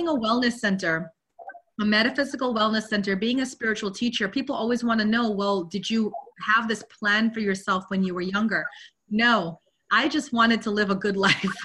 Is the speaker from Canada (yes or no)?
no; Guyana; moved away; also born or lived in London, United Kingdom; I was born in London, but I grew up in Guyana, South America.